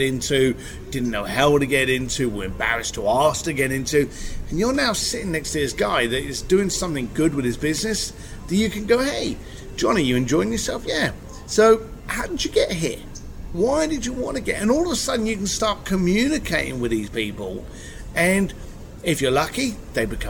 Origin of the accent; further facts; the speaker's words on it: London, United Kingdom; I'm an Irish boy from East London